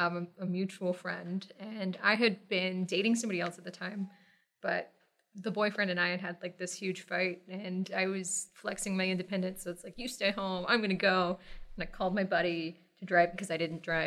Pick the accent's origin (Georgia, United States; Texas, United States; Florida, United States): Texas, United States; So I grew up in Texas, originally Southeast Texas, River Delta, came up to the Metroplex, Dallas-Fort Worth area when I was, about 6 years old, I think. So I've been here long enough to basically be a native.